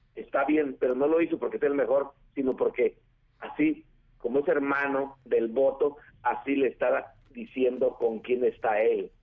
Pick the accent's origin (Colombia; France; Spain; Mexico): Mexico; Yo como mexicano